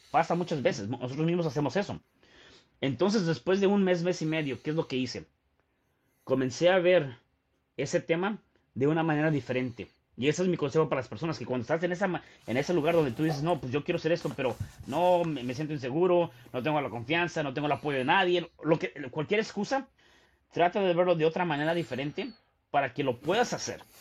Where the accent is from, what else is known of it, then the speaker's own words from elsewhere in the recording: Mexico City, Mexico; yo, yo nací en la Ciudad de México